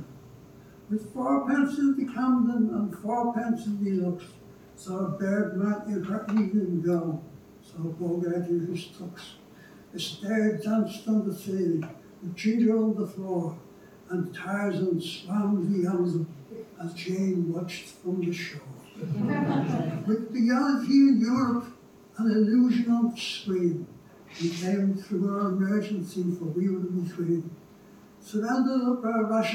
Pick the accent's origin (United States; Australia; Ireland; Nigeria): Ireland; Dublin, Leinster; Growing up on Bishop Street